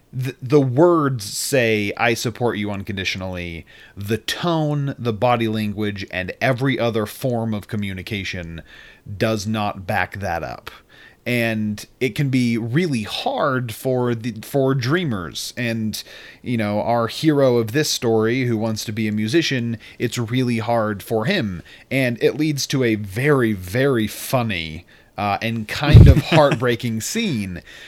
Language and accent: English; Utah, United States; So where I am, listeners, is that I am visiting my hometown and home state of Utah.